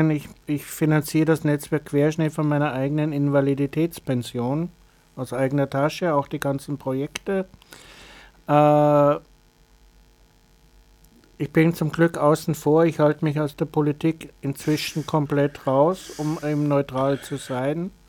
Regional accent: Bavaria, Germany; Ich habe den Vorteil gehabt, ich bin evangelisch, ich bin in, in Bayern aufgewachsen, da gibt es Neudettelsau mit einem der größten Behinderteneinrichtungen der Diakonie.

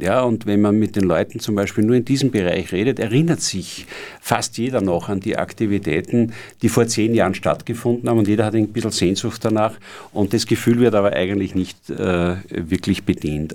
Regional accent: Austria; bei uns in Österreich

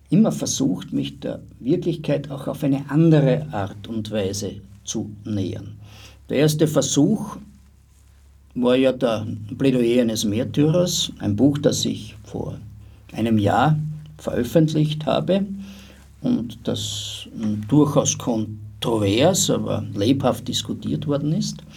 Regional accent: Styria, Austria; Ich habe mich persönlich nie immer so als Österreicher besonders gesehen, schon, ja, also man ist schon Österreicher oder als Steirer oder was auch immer oder als Grazer, als Brucker, was du willst

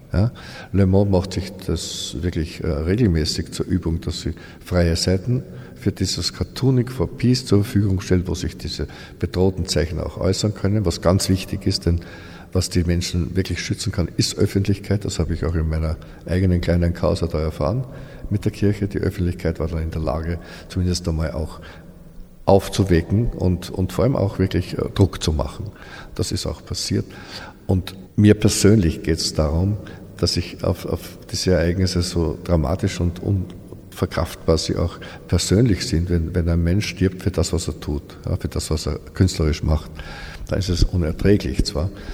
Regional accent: Austria; bei uns in Österreich

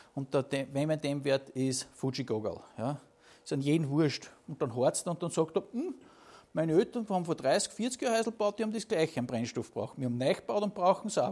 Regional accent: Upper Austria, Austria; bei uns in Oberösterreich

